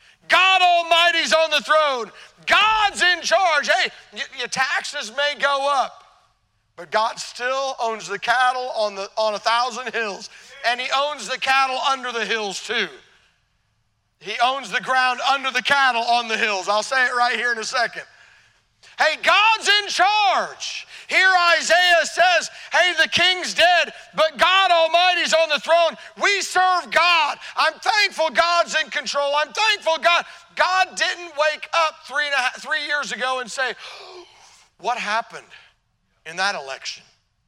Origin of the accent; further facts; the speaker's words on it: Illinois, United States; born there; I was born in Illinois.